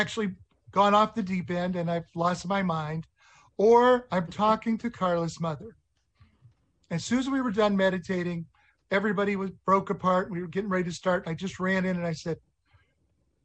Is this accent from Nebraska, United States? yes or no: yes; Nebraska, United States; I was from Nebraska